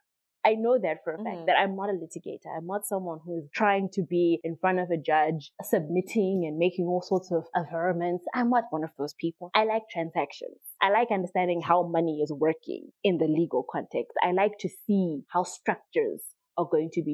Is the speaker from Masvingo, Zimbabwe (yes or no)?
yes; Triangle, Masvingo, Zimbabwe; also born or lived in Harare; I come from a little known plantation called Triangle. It's not even a town. It's a sugar estate, to be very honest with you. It's very small. So I was born there. I was raised there. I lived there until I was 5. Moved from there. Moved to Harare. I was in Harare from when I was 6 up until I was in Form 1. And then we moved back to Triangle.